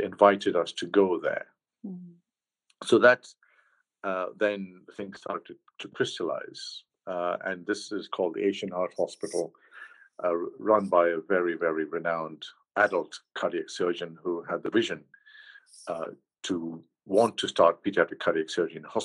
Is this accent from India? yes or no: yes; Mumbai, Maharashtra, India; moved away as an adult; also born or lived in London, United Kingdom / Los Angeles, United States; now in Leicester, United Kingdom; I grew up in Bombay, and I've always called it Bombay